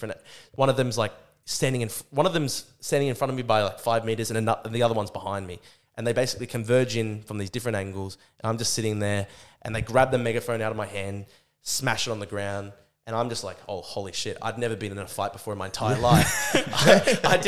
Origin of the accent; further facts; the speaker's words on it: Brisbane, Queensland, Australia; I'm at my own university, my hometown.